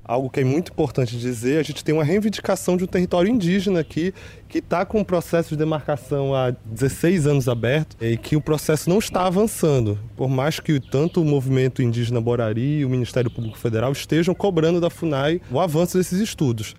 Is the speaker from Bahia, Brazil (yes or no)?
no; Belém, Pará, Brazil; moved away as an adult; now in Alter do Chão, Brazil; sou de Belém, moro aqui há, há quatro, um pouco mais de quatro anos